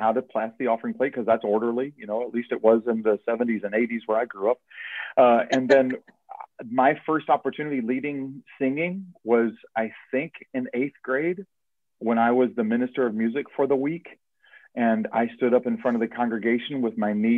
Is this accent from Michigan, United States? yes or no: no; Erlanger, Kentucky, United States; I grew up in Erlanger Baptist Church in Erlanger, Kentucky